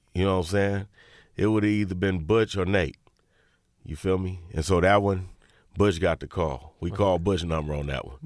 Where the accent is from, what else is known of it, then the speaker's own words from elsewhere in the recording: Inglewood, California, United States; I'm from Inglewood